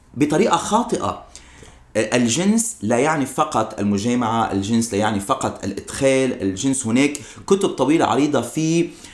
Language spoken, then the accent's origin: Arabic; Lebanon; now in United States; إقامتي بالولايات المتحدة كوني مواطن أمريكي عربي لبناني أمريكي